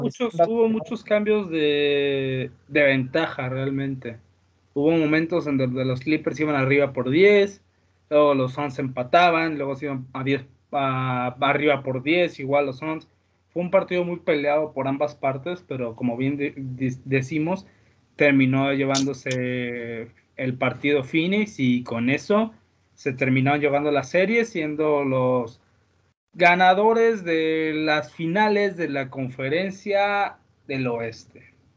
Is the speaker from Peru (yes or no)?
no; Mexico; como somos los mexicanos